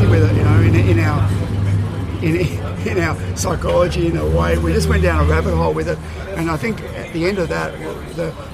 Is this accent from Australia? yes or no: yes; Sydney, New South Wales, Australia; I'm from Sydney, I'm born and bred in Sydney